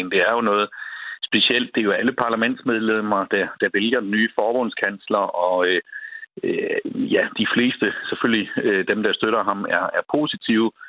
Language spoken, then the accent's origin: Danish; Schleswig-Holstein, Germany; en lille kurv med æbler fra grænselandet. Øh, økologiske æbler, øh, både for at vise, øh, hvor jeg kommer fra